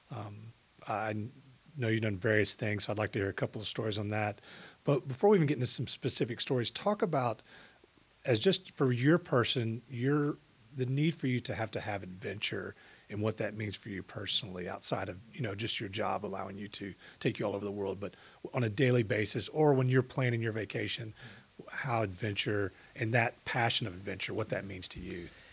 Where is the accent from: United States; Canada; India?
United States; Katy, Texas; I grew up in Katy at a time when it was very small compared to what it was today.